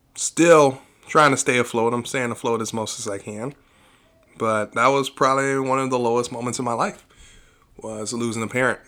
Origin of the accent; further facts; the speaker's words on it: Aurora, United States; we grew up in Aurora